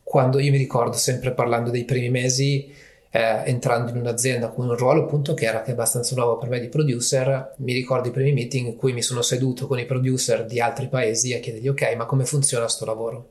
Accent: province of Varese, Lombardy, Italy; also born or lived in Milan; essendo appunto della provincia di Varese, comunque avendo vissuto a Milano per tantissimi anni

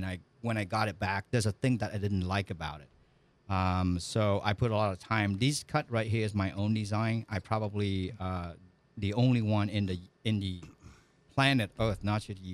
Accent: Vietnam; moved away as an adult; So I was born and raised in Vietnam. I was there for 20 years

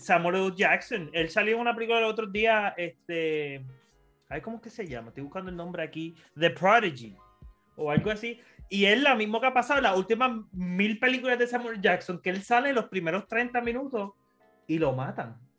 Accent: Puerto Rico; como buen puertorriqueño

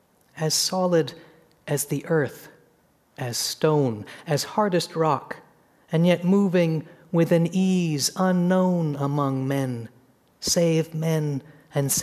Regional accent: Seattle, Washington, United States; growing up in Seattle, the mountain was of the whole fabric in which my sister and I grew up

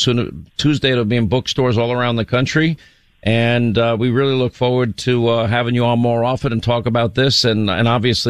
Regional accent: New York, United States; I grew up in New York

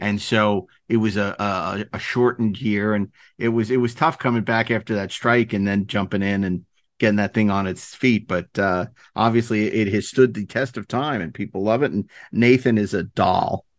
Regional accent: New York City, New York, United States; I'm from New York

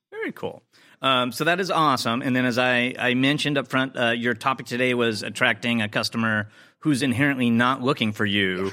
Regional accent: Chicago, Illinois, United States; my hometown of Chicago.

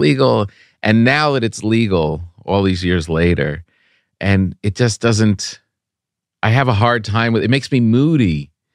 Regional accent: Park Ridge, New Jersey, United States; born or raised there

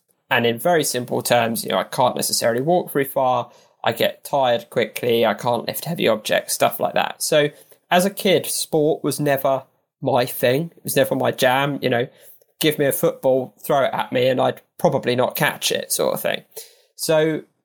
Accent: Horsham, South East England, United Kingdom; I grew up in a town called Horsham, based in West Sussex, kind of close to Gatwick.

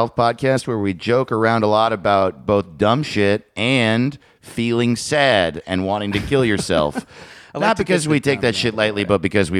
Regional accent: New York, United States; Maybe you voted for Trump, but I'm from New York.

